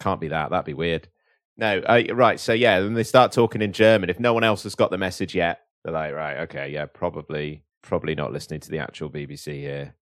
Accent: United Kingdom; here in Britain, our government

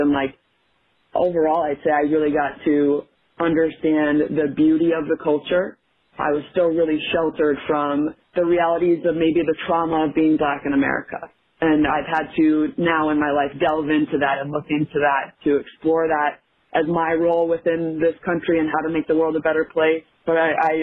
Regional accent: Minnesota, United States; I grew up in Minnesota

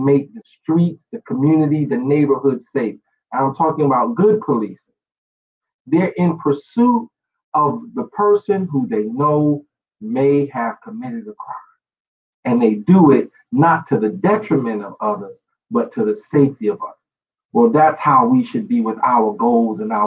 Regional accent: New York City, New York, United States; I grew up in New York City

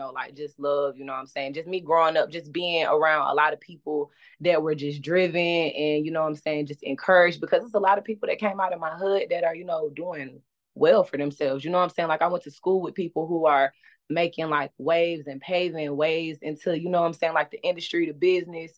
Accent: Clayton County, Georgia, United States; I'm from the South Side, from Clayco, from Mount Zion Boulevard.

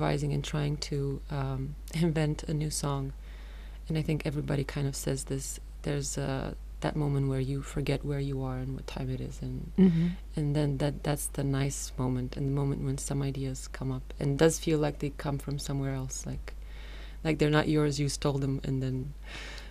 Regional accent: Romania; I'm not from Bucharest, I'm from a small town.

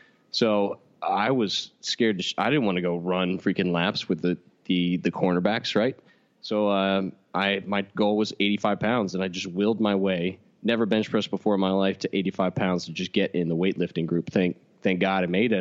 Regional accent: Katy, Texas, United States; I'm from Katy, Texas, in which a small town shuts down every single Friday

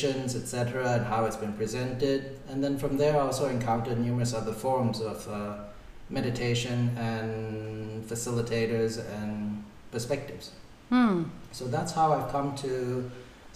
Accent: Singapore; I grew up in Singapore

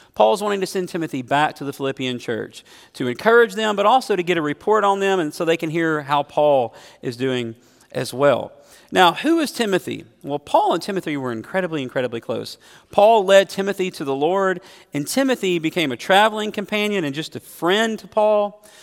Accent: United States; as an American Christian

